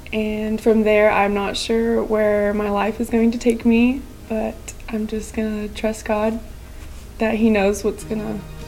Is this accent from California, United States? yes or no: no; Big Spring, Texas, United States; also born or lived in Midland, Texas; I was born in Midland, and I've lived in Big Spring all my life.